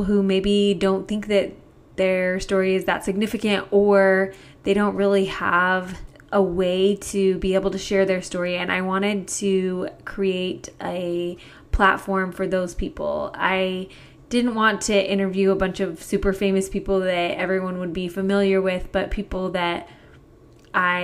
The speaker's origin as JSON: {"language": "English", "town": "Kaysville", "region": "Utah", "country": "United States", "tie": "born or raised there", "said": "I grew up in Kaysville, Utah. It's a small town about 30 minutes north of Salt Lake City."}